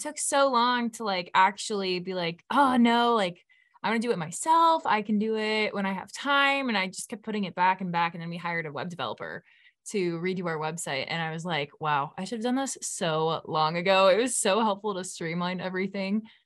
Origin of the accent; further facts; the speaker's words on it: California, United States; we're from California